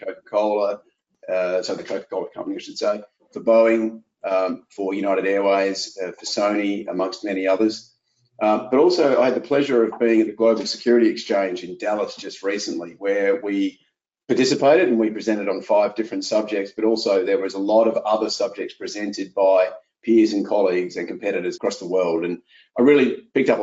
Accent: Australia; moved away as an adult; now in Philadelphia, United States; I'm Australian. I've lived abroad for 20 years.

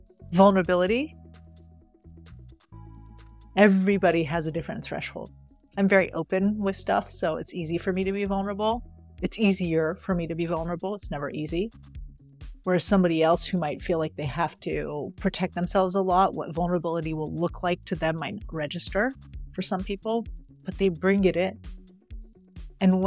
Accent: right outside of Paris, Île-de-France, France; moved away; I grew up in France, right outside of Paris.

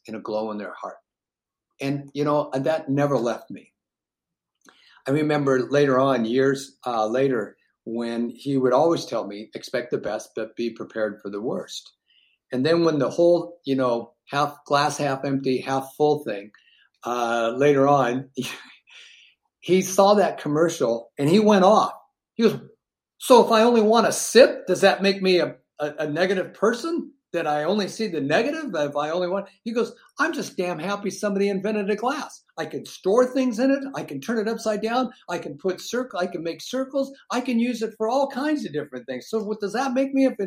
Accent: Seattle, Washington, United States; we were born and raised in Seattle

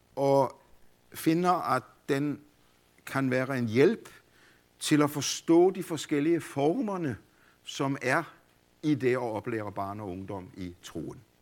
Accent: Denmark; also born or lived in Copenhagen, Denmark; jeg voksede op i Grundviks og Kols fædreland

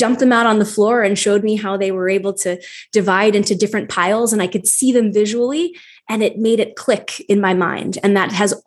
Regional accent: Wyoming, Pennsylvania, United States; moved away as an adult; also born or lived in Philadelphia; I grew up in a small town in northeastern Pennsylvania called Wyoming.

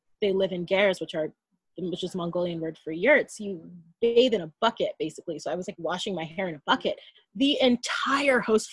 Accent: United States; I'm American

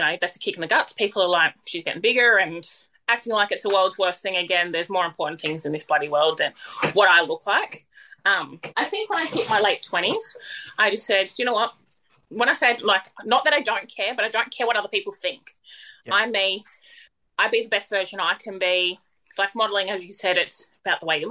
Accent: Tweed Heads, New South Wales, Australia; I'm from Tweed Heads

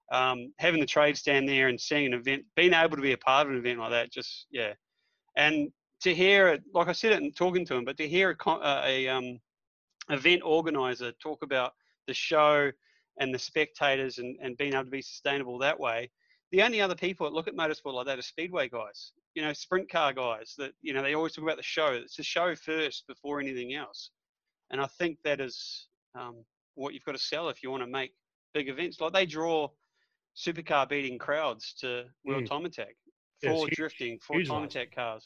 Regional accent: New Zealand; moved away; I'm from New Zealand originally, so

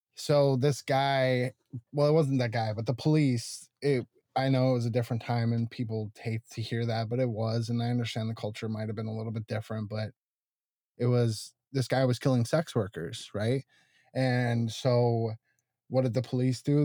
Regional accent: Tucson, Arizona, United States; moved away as an adult; Tucson, which is originally where I'm from

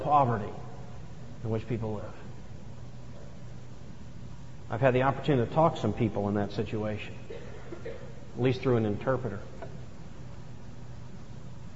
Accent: the South, United States; moved away; I grew up in the South

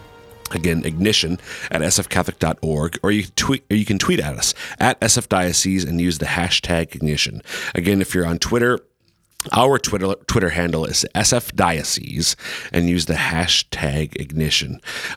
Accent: Sioux Falls, South Dakota, United States; I are originally from South Dakota, from Sioux Falls

